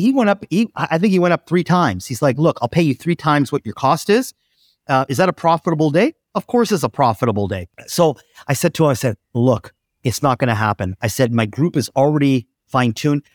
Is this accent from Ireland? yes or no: no; Oakville, Ontario, Canada; I'm in my hometown of Oakville. just outside of Toronto